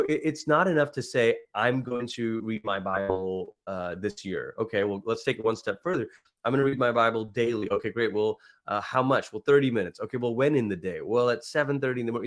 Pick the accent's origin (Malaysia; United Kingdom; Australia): Malaysia; also born or lived in Oklahoma; now in United States; growing up in Malaysia, so I'm a first generation immigrant